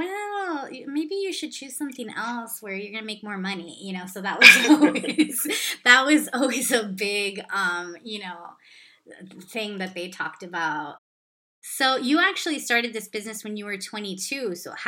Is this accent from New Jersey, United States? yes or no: no; Los Angeles, California, United States; My parents are actually from Cuba, and I was born in Southern California, which I know is where you grew up. Oh, nice. What part? Yeah, in LA, in the Mission Hills area.